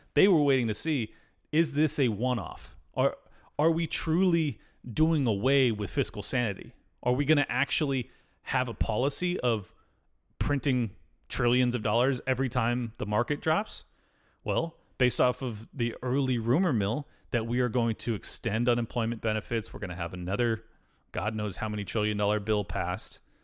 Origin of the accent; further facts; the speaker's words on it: El Cajon, California, United States; that's my hometown